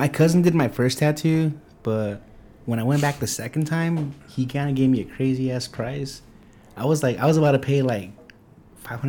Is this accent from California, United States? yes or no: yes; California, United States; growing up in California